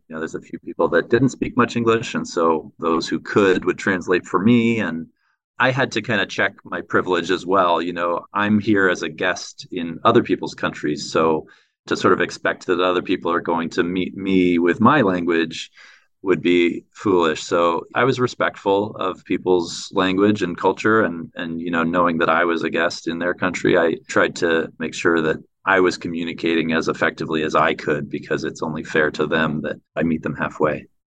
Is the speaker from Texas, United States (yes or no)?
no; San Francisco, California, United States; moved away as an adult; also born or lived in Taipei, Taiwan / Riyadh, Saudi Arabia / Sydney, Australia; I was born and raised in San Francisco